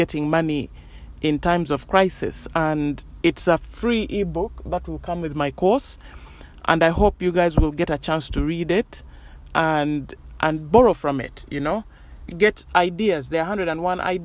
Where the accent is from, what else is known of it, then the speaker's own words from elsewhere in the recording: Uganda; moved away; I grew up in Uganda